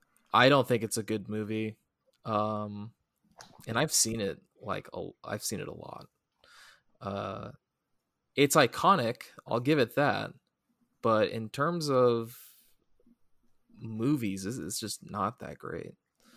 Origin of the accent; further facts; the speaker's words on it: California, United States; We're Californian.